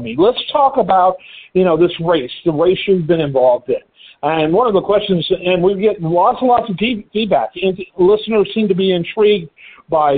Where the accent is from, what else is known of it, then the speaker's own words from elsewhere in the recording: just outside of Detroit, Michigan, United States; I grew up just outside of Detroit